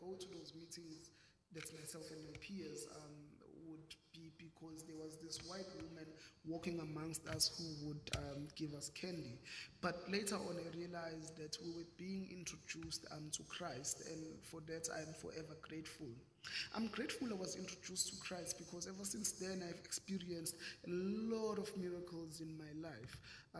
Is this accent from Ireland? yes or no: no; Umlazi, KwaZulu-Natal, South Africa; I grew up in Umlazi. There is a township that is a few minutes just outside of Durban in KwaZulu-Natal.